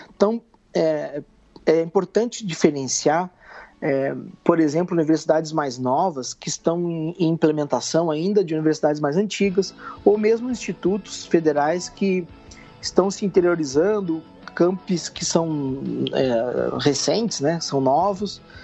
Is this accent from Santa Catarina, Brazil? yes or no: no; Alegrete, Rio Grande do Sul, Brazil; eu sou natural do Rio Grande do Sul, da fronteira oeste, de uma cidade chamada Alegrete